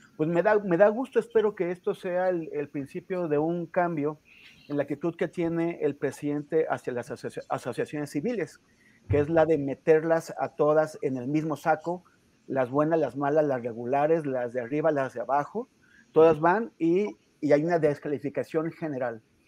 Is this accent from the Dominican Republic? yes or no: no; Mexico